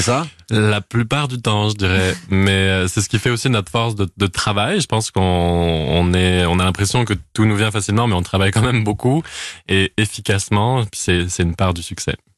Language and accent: French; Clermont-Ferrand, Auvergne-Rhône-Alpes, France; now in Montreal, Canada; on est originaire de Clermont-Ferrand